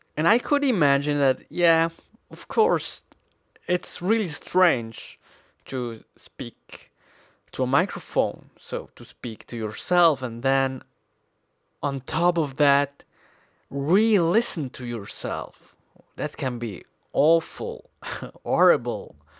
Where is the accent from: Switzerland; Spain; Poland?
Switzerland; English is a second language; I am an English learner from Switzerland